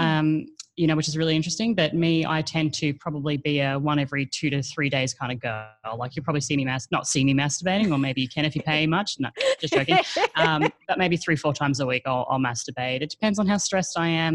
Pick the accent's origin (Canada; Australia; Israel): Australia; now in Asia; I'm actually an Australian, but I currently live in Asia.